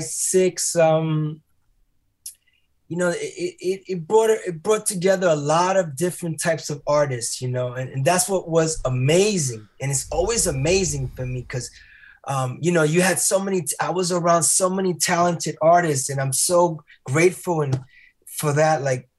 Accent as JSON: {"language": "English", "town": "New York City", "region": "New York", "country": "United States", "tie": "born or raised there", "moved": "yes", "lives_now": "Paris, France", "said": "I grew up in Washington Heights"}